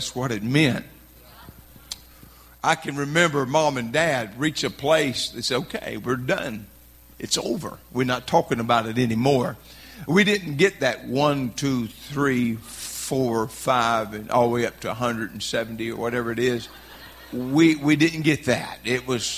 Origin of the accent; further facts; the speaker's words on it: Louisiana, United States; I'm from Louisiana.